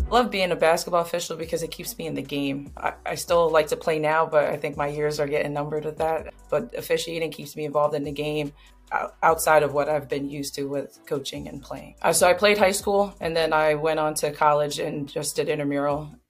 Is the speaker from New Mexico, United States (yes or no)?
no; North Wales, Pennsylvania, United States; from North Wales, Pennsylvania, just a small town outside of um, Philadelphia, about 30 minutes outside of Philadelphia.